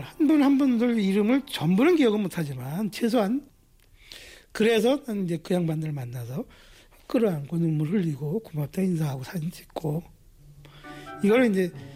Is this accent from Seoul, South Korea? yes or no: no; Chuncheon, Gangwon, South Korea; 제 고향이 춘천인데